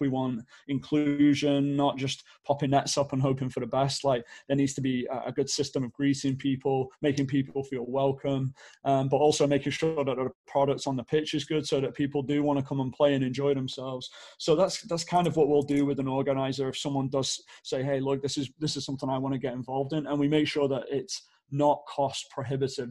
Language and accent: English; Stockport, North West England, United Kingdom; moved away as an adult; now in Phoenix, United States; I grew up in Manchester, well, Stockport to be really specific